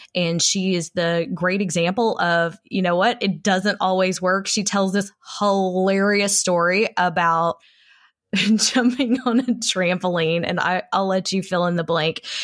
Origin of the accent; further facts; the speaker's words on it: Texas, United States; I am a Texan, a proud Texan